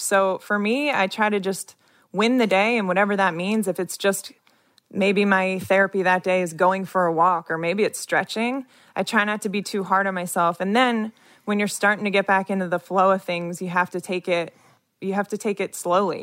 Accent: Wilmington, Delaware, United States; moved away as an adult; also born or lived in Chicago; now in Washington, D.C., United States; I grew up in Wilmington, Delaware.

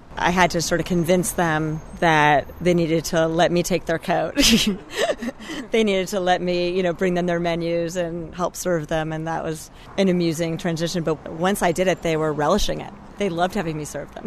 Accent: Bay Area, California, United States; moved away as an adult; now in Washington, D.C., United States; I grew up in the Bay Area

